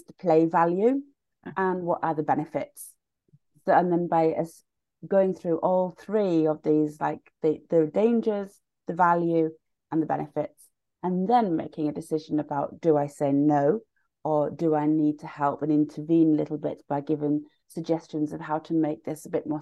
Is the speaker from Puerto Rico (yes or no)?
no; United Kingdom; now in Sweden; I'm originally British